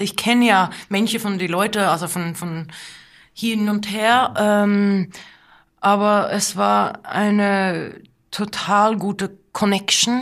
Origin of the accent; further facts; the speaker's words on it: Lillehammer, Innlandet, Norway; German is a second language; Und wir sind aufgewachsen auf dieser Farm in der Nähe von Lillehammer in Norwegen